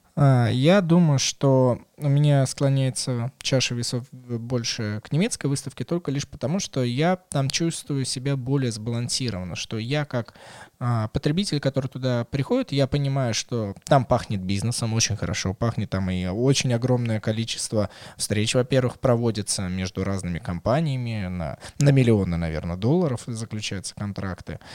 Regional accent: Moscow, Russia; как для коренного москвича

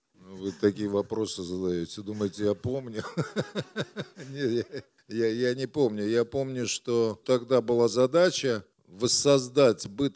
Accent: Moscow, Russia; Это было на Красный Пресне, бараки. Я, кстати, их тоже помню, потому что когда я родился, мы а, с папой, они жили там какое-то время, лет до пяти мы жили

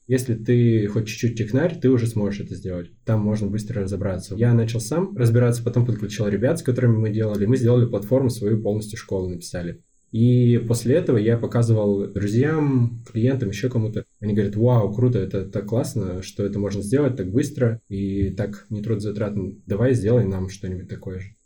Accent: Yekaterinburg, Sverdlovsk Oblast, Russia; Это мой родной город, да. Я успел много где побывать за свою жизнь, но вернулся сюда

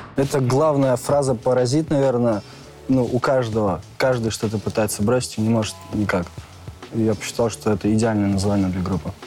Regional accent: Tyumen, Tyumen Oblast, Russia; Я из Тюмени

